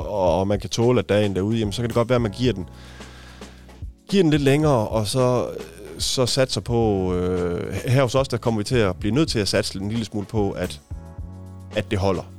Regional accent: Haderslev, Southern Denmark, Denmark; now in Odense, Denmark; jeg er opvokset i Haderslev

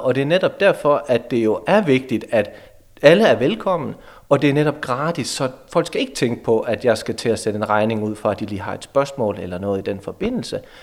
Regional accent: Hasselager near Aarhus, Central Denmark Region, Denmark; moved away as an adult; also born or lived in Aalborg / Brønderslev / Greenland; Jeg kommer fra Hasten ved, ved Aarhus af, udlært elektriker

